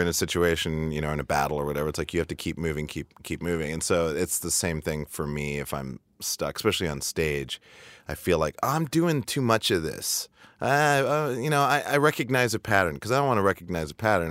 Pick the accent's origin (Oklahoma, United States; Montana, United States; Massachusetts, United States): Montana, United States; moved away as an adult; also born or lived in Seattle; I was growing up in Montana